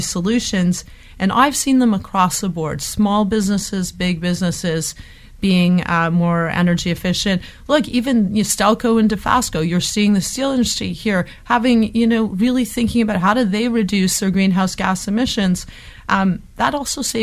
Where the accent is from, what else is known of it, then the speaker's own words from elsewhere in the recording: Hamilton, Ontario, Canada; moved away; I'm from Hamilton